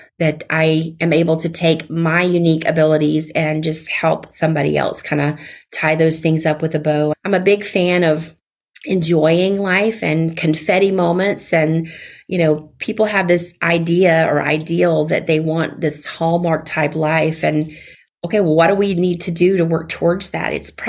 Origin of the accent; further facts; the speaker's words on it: the South, United States; accent: Southern; You know, having my Southern accent sounds, not sure which way to say it